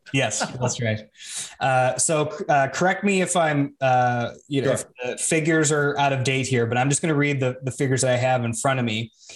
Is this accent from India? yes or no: no; Canada; I'm Canadian